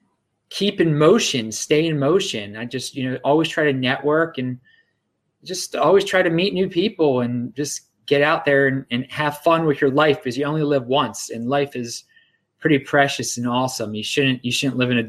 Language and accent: English; Baltimore, Maryland, United States; I'm from Baltimore, and that's where I'm coming to you right now